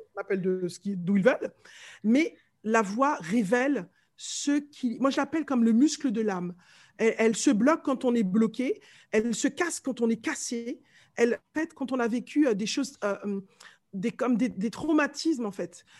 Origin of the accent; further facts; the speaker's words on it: Martinique; accent: Martinican; moved away as an adult; now in France; je viens de la Martinique, je suis née là-bas, je suis arrivée ici à mes 20 ans